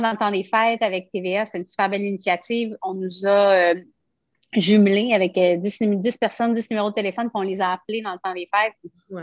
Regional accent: Quebec City, Quebec, Canada; je suis une de Québec

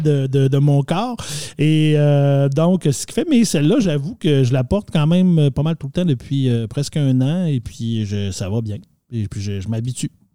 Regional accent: Quebec, Canada; on vient du Canada, Québec, euh, du Nord.

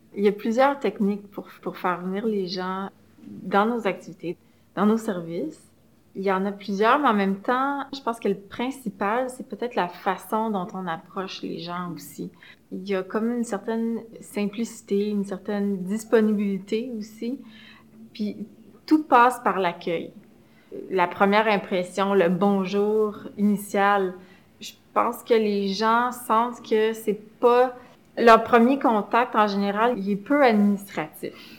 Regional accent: Montreal, Quebec, Canada; Je suis montréalaise. J'ai grandi dans l'arrondissement de Saint-Laurent

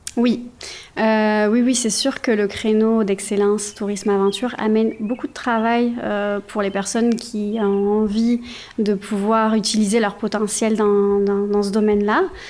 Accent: Provence-Alpes-Côte d'Azur, France; moved away as an adult; also born or lived in Quebec / Saguenay-Lac-Saint-Jean; now in Saguenay, Canada; je viens de la France, d'un petit village entre Aix euh, en Provence et Marseille qui s'appelle Peigné. J'ai grandi là-bas, j'ai vécu pendant les 30 premières années de ma vie là-bas

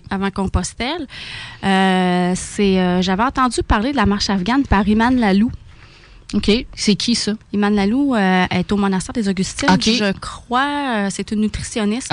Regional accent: South Shore of Quebec City, Canada; Je suis une fille de la Rive-Sud de Québec. J'ai tout le temps resté ici.

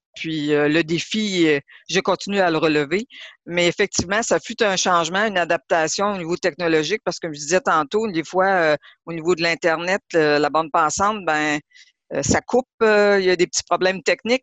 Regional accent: Lebel-sur-Quévillon, Quebec, Canada; en tant que Québécoise parce que j'ai grandi à Lebel-sur-Quivillon

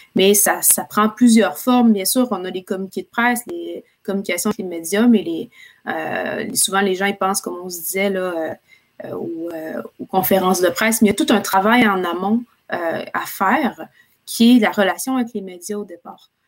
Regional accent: Quebec City, Quebec, Canada; moved away as an adult; also born or lived in Ottawa; now in Montreal, Canada; je viens de la ville de Québec, donc euh, je, viens de, Québec. J'ai déménagé à Montréal il y a quelques années

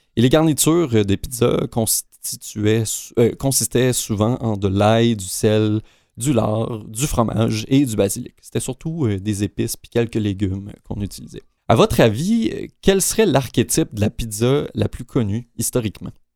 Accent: Canada; chez nous au Canada

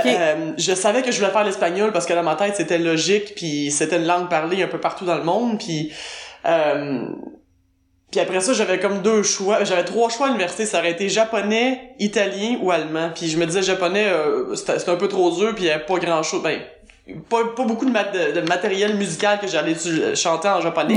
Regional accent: South Shore of Montreal, Quebec, Canada; accent: Québécois; moved away as an adult; also born or lived in United States; now in Berlin, Germany; je suis québécoise évidemment, ça s'entend. je suis l'origine de la rive sud de Montréal. Ben, à l'origine, je dis parce que j'étais là jusqu'à l'âge de 12 ans.

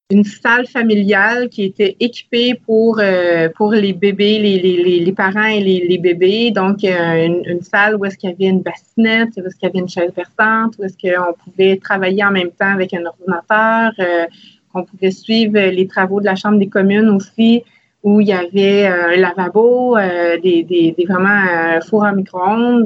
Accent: Salaberry-de-Valleyfield, Quebec, Canada; j'ai grandi à Salaberry de Valleyfield

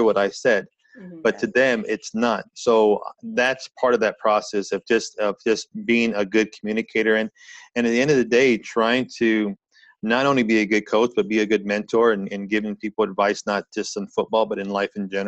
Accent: California, United States; now in Montreal, Canada; I've actually lived here longer in Montreal than any other place. And I grew up in California.

